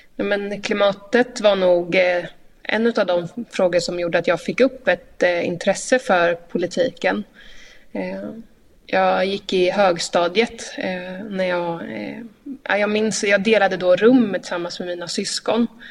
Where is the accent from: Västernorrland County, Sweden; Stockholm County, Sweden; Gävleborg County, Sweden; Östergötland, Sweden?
Östergötland, Sweden; Linköping; hemma i Linköping